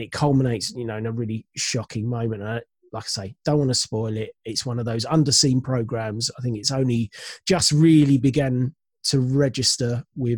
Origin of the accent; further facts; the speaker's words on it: United Kingdom; being British